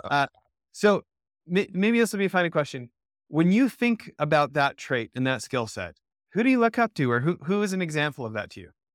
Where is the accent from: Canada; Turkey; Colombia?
Canada; moved away as an adult; now in United States; I grew up in Canada for ninety-nine percent of the first eighteen years of my life